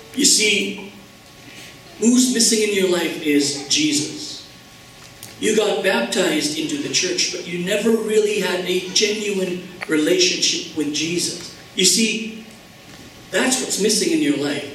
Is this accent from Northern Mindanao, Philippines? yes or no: no; Manila, Metro Manila, Philippines; I come from Manila